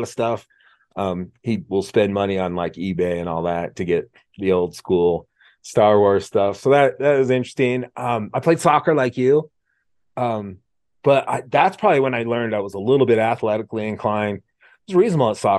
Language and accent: English; Mount Hood, Oregon, United States; I grew up skiing on Mount Hood in Oregon